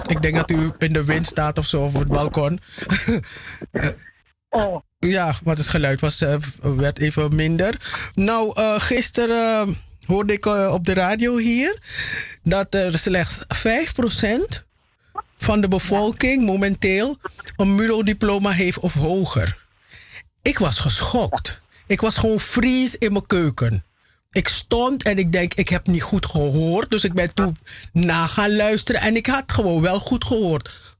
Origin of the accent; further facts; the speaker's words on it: Suriname; Ik ben Surinamer met een Nederland, eh, Nederlands paspoort.